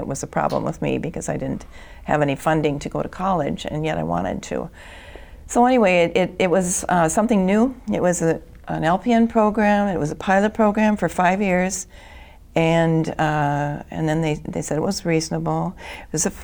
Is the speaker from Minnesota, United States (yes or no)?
yes; Bloomington, Minnesota, United States; I grew up in Bloomington, Minnesota